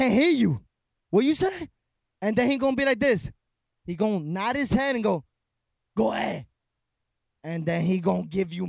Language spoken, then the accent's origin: English; New York City, New York, United States; born or raised there